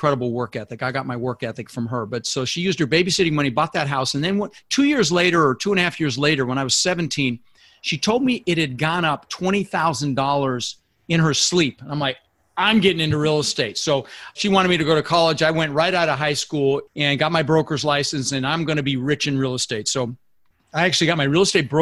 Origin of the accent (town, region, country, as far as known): Denver, Colorado, United States; born or raised there; also born or lived in Netherlands